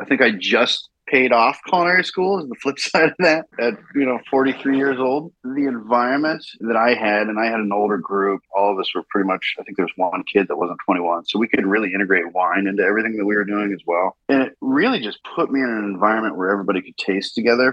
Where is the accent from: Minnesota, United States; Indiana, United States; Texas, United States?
Indiana, United States; moved away as an adult; also born or lived in Hyde Park, New York; growing up in Indiana